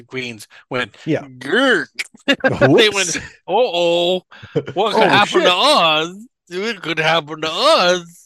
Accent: United States; I'm goddamn American

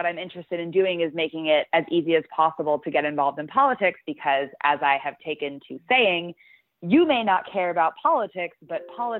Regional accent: New Mexico, United States; I grew up in New Mexico, and for, you know, after our eighth grade graduation, my friend had us all over so we could eat wild boar.

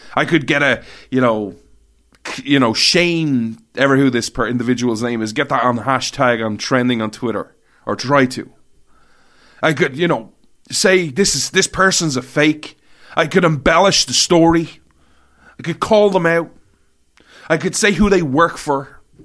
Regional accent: Ireland; I begrudgingly say I'm Irish, but technically I'm European

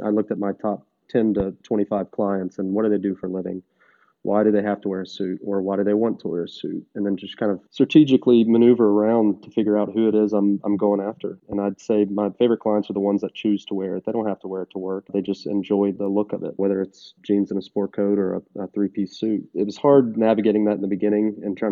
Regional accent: Nashville, Tennessee, United States; I was from Nashville, born and raised

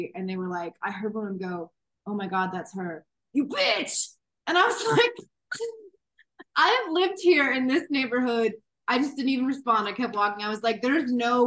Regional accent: Florida, United States; moved away as an adult; now in Los Angeles, United States; I'm not an LA person yet. It's like I'm from Florida. I still have the swamp in my blood.

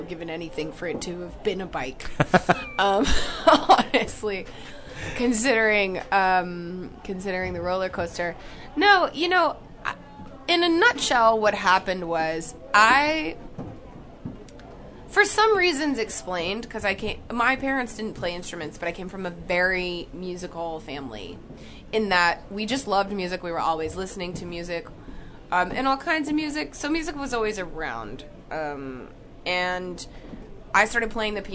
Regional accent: Jackson, Tennessee, United States; I grew up in Tennessee in a little town called Jackson, which is in between Memphis and Nashville

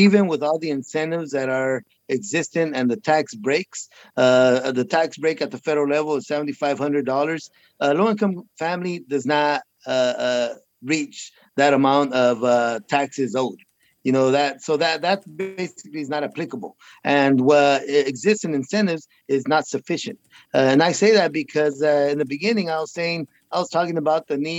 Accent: Huron, California, United States; I am the mayor of the city of Huron, my hometown

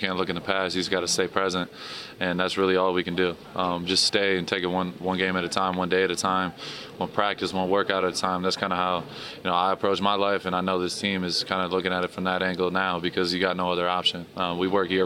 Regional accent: Michigan, United States; moved away; when I grew up in Michigan

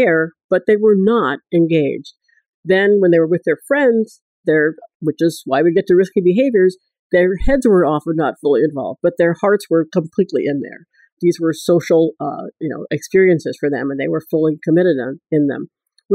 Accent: Washington, District of Columbia, United States; I grew up here in Washington, D.C., which is where we're sitting right now

